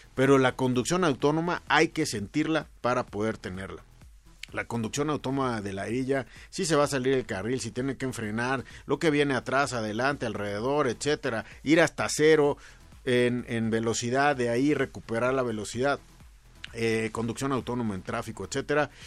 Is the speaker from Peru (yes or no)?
no; Mexico; como mexicanos